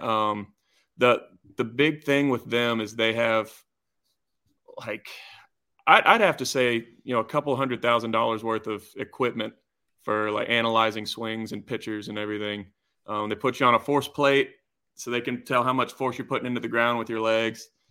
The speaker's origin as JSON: {"language": "English", "region": "Georgia", "country": "United States", "tie": "born or raised there", "said": "growing up in Georgia"}